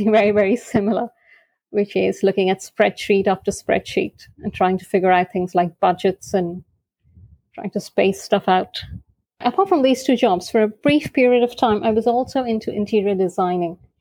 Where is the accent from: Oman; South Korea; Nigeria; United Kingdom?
Oman; I am based in Oman, originally from India, born and brought up in Oman